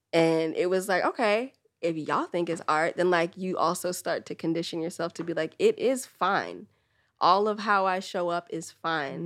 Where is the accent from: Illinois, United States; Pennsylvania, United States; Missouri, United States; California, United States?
California, United States; the Bay Area; also born or lived in Trinidad and Tobago (ancestry); I'm from the Bay